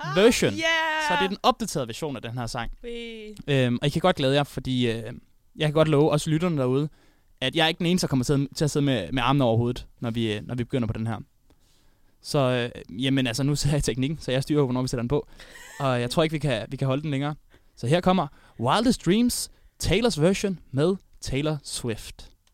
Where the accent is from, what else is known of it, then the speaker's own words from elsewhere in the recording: Odense, Southern Denmark, Denmark; moved away; der var jeg hjemme i Odense